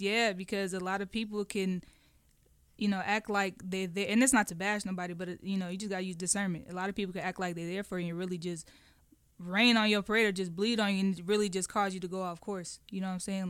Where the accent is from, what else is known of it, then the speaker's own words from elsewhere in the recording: Oakland, California, United States; moved away; Oakland is, is, it was rough